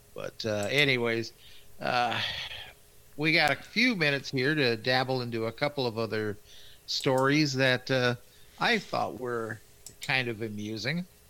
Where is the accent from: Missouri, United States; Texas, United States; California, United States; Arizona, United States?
Missouri, United States; Kansas City; I was born in Kansas City